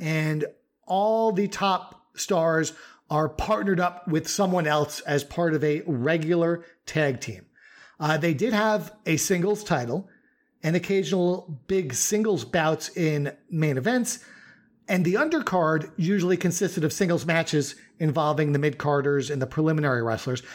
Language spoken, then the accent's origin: English; New York, United States; you growing up in New York like me